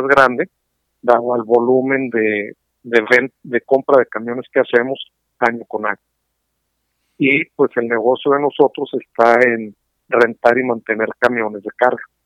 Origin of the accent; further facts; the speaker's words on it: San Luis Potosí, Mexico; now in Monterrey, Mexico; yo soy originario de San Luis, yo así que circunstancias de la vida me trajeron acá a Monterrey